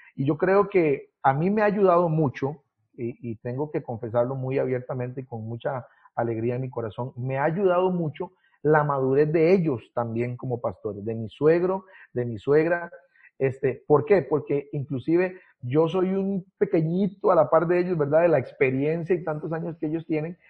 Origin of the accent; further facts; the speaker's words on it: Paso Canoas, Puntarenas, Costa Rica; moved away as an adult; also born or lived in Ciudad Neily / Pérez Zeledón; now in Naranjito, Costa Rica; nací específicamente, específicamente en Ciudad Neily, en el hospital de, Ciudad Neily, un 11 de enero de 1986 vine a, a, este mundo. Eh, ahí pues nací porque era el único hospital que había en ese, en ese momento allí cerca, ¿verdad? de la zona y además nosotros vivíamos, eh, o mis papás vivían en Paso Canoas